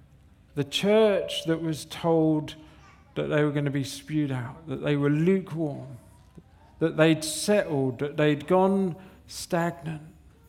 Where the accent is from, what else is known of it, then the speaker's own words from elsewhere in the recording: Southampton, South East England, United Kingdom; We come from Southampton, a good place. We come from Southampton, and it was like, where's the 24-hour garage?